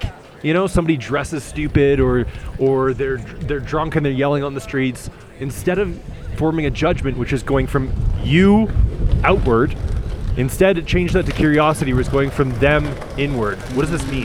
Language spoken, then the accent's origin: English; Canada; I'm from Canada.